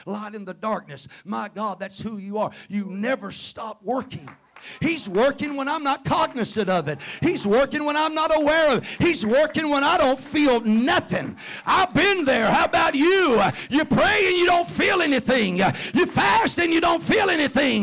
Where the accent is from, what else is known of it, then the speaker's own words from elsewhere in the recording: Covington County, Mississippi, United States; accent: Mississippi; moved away as an adult; now in Tippah County, United States; I'm originally from Covington County, need I say more? Live up there in Tippah County. We first moved up there 33 years ago